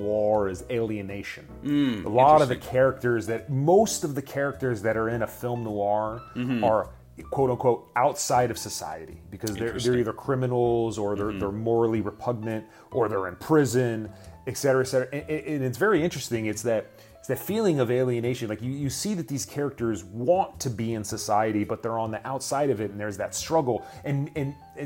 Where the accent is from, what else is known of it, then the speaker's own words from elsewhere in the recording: Los Angeles, California, United States; I was born here, downtown LA in the late 70s. And I grew up here in the 80s and 90s.